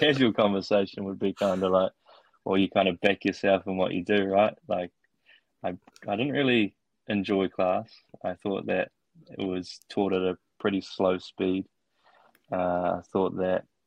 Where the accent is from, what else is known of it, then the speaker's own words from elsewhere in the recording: Opunake, Taranaki, New Zealand; moved away as an adult; also born or lived in Otago / Wellington; now in Auckland, New Zealand; born and raised in Opunake